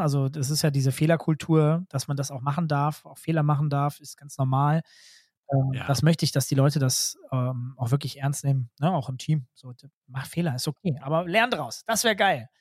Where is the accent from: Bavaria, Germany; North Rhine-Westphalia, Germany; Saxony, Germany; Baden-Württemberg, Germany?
North Rhine-Westphalia, Germany; ich komme selbst aus NRW